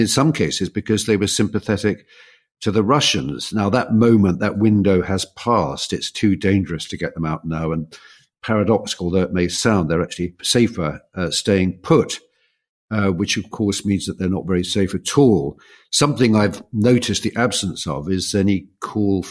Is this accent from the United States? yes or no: no; Kent, South East England, United Kingdom; I was brought up in Kent